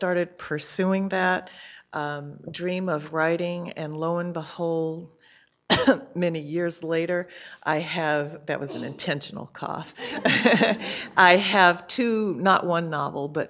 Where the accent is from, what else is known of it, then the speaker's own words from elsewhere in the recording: California, United States; I'm from California